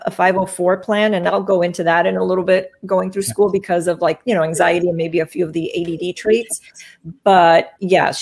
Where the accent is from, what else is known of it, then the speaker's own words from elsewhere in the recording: Miami, Florida, United States; now in Tampa, United States; I'm born and raised in Miami.